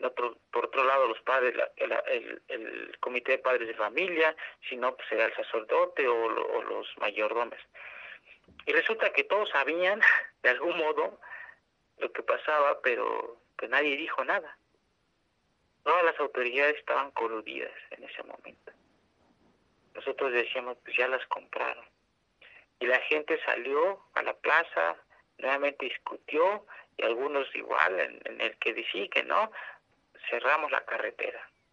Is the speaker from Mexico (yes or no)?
yes; San Salvador Atenco, State of Mexico, Mexico; soy de la comunidad de San Salvador Atenco